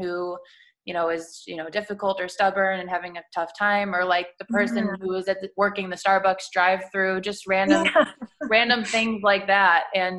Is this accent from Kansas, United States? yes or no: no; Chicago, Illinois, United States; moved away as an adult; now in Sarasota, United States; I'm from Chicago.